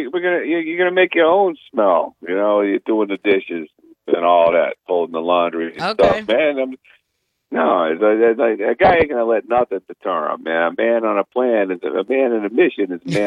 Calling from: Bossier City, Louisiana, United States; from Bossier.

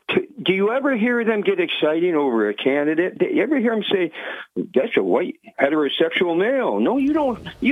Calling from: Vestal, New York, United States; Good morning there, Bob. … from Vestal.

